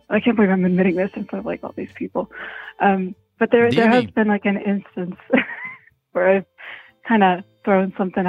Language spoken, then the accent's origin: English; Italy; moved away; I'm Italian, like, actually Italian, not like New York Italian, like born and raised in Italy